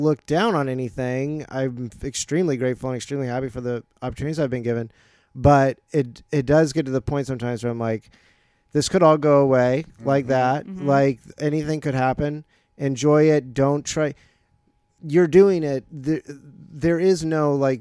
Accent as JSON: {"language": "English", "town": "Jacksonville", "region": "Florida", "country": "United States", "tie": "born or raised there", "also_born_or_lived": "New Paltz, New York", "moved": "as an adult", "lives_now": "Los Angeles, United States", "said": "I grew up in Florida"}